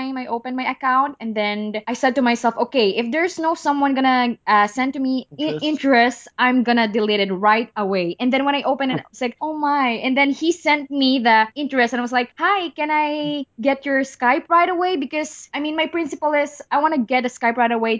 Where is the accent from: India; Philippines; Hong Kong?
Philippines; General Santos, Mindanao; English is a second language; moved away as an adult; also born or lived in China; now in California, United States; I came from General Santos City.